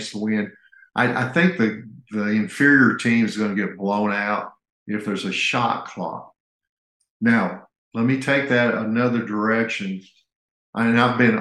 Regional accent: Indiana, United States; moved away; I grew up in Indiana.

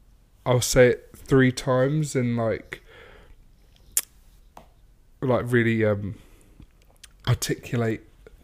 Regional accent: England, United Kingdom; now in United States; we've moved over here, and then we both happen to go home to England

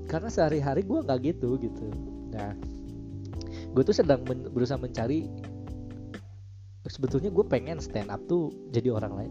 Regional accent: West Java, Indonesia; accent: Sundanese; lingkungan gue kan Sunda terus ngomong Sundanya kental banget

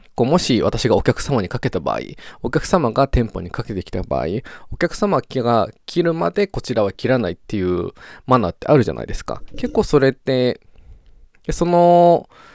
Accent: Japan; moved away as an adult; also born or lived in Australia; 日本にで生まれた以上、日本で育った以上

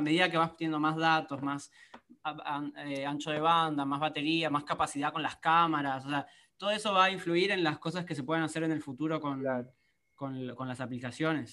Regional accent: Argentina; soy argentino

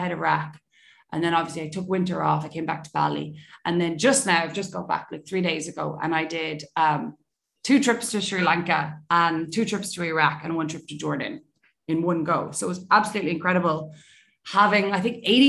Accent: Ireland; I'm Irish, obviously.

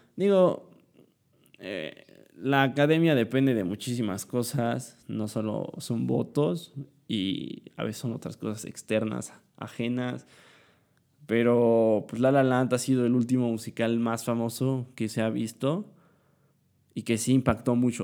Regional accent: Puebla, Mexico; Soy de Puebla.

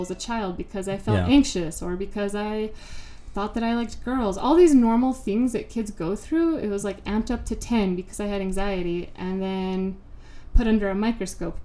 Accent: Albuquerque, New Mexico, United States; I was raised here in Albuquerque, New Mexico

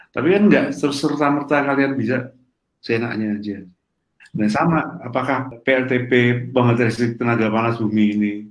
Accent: Trenggalek, East Java, Indonesia; Jadi di desa saya, di Trenggalek saya, ada listrik mau masuk ke kampung.

